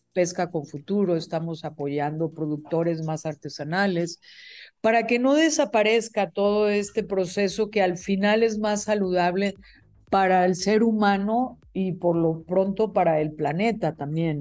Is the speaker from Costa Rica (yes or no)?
no; Mexico; also born or lived in State of Mexico; como mexicanos